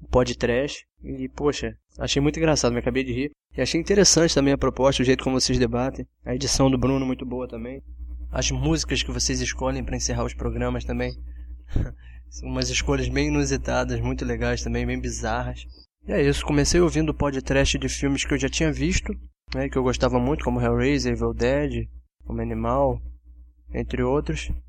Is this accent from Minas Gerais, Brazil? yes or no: no; São Gonçalo, Rio de Janeiro, Brazil; sou de São Gonçalo, Rio de Janeiro, tenho 20 anos.